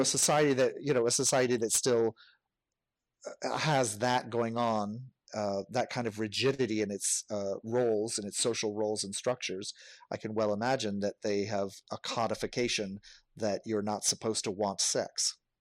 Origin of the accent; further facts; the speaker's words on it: United States; I am white, I am American